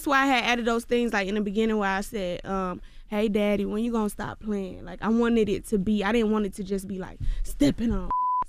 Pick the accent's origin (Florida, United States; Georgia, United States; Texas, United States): Georgia, United States; Clayton County